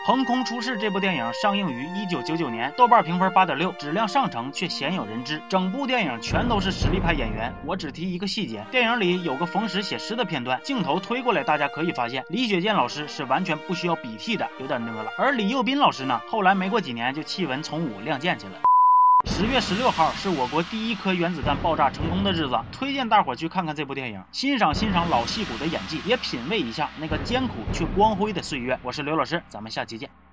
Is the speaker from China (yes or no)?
yes; China; 我们中国人民